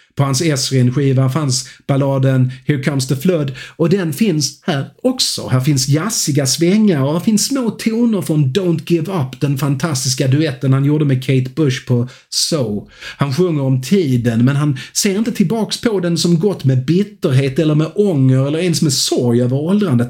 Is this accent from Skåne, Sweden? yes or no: yes; Skåne, Sweden; jag är en glad skåning